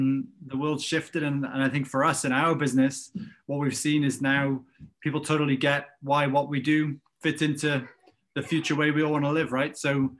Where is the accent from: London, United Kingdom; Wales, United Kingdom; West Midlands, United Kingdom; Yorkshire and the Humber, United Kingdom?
Wales, United Kingdom; North; moved away; Yeah, so I'm from North Wales originally, grew up in a small town, that kind of old story. Grew up in a family where, you know, no one went to university.